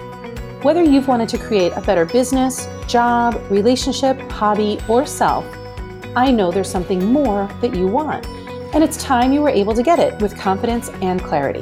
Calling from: Syracuse, New York, United States; So remember that I come to you from Syracuse, New York, which is in the middle of the state, considered upstate New York

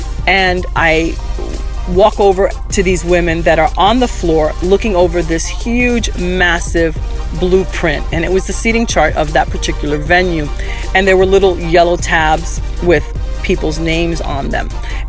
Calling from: Miami, Florida, United States; I'm calling from Miami

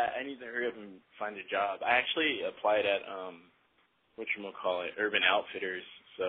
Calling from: San Diego, California, United States

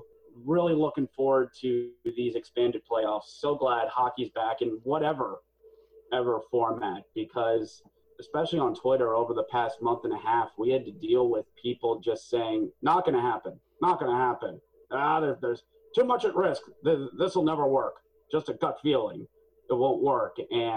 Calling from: Mechanicsburg, Pennsylvania, United States; I'm in Mechanicsburg, Pennsylvania, which is a distant suburb of Harrisburg, Pennsylvania.

